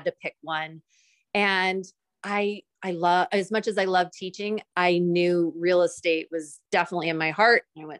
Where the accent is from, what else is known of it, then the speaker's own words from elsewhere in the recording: Santa Rosa, California, United States; originally I was born and raised in Northern California in a little city called Santa Rosa